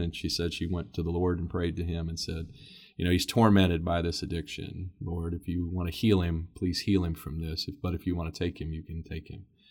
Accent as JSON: {"language": "English", "town": "Xenia", "region": "Ohio", "country": "United States", "tie": "born or raised there", "said": "We have First Church of Christ that's in my hometown of Xenia, Ohio"}